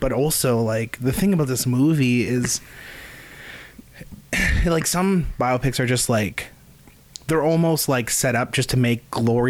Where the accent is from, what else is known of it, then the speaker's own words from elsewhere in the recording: Dawson Creek, British Columbia, Canada; I'm from Dawson Creek. I'm a musician. I've been a musician since I was 13. I'm 26.